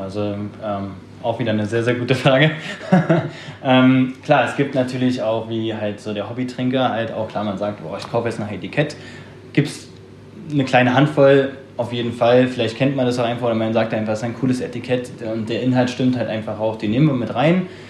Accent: Berlin, Germany; moved away as an adult; komme gebürtig aus Berlin, hab da meine Ausbildung gemacht

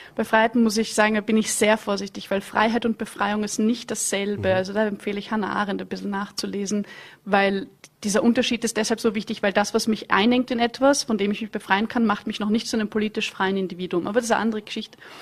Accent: Vienna, Austria; ich komme aus Wien

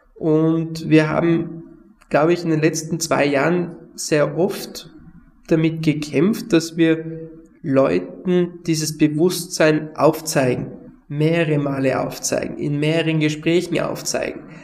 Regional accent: Tyrol, Austria; bei uns in Tirol

